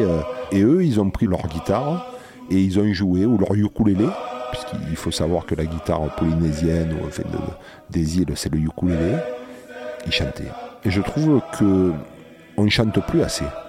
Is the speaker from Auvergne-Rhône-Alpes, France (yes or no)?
no; La Valette-du-Var, Provence-Alpes-Côte d'Azur, France; dans ma famille, euh, je suis de la Valette